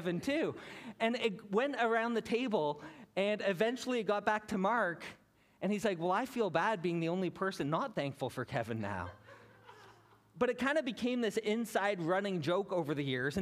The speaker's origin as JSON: {"language": "English", "town": "Hamilton", "region": "Ontario", "country": "Canada", "tie": "born or raised there", "also_born_or_lived": "British Columbia", "moved": "as an adult", "said": "I was born and raised in Hamilton"}